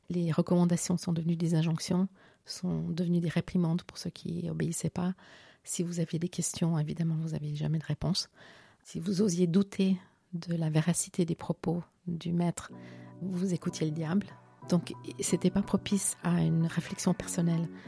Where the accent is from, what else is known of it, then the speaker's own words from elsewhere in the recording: Geneva, Switzerland; moi j'ai grandi en Suisse, mon père était diplomate à l'ONU, ma mère enseignante à l'université.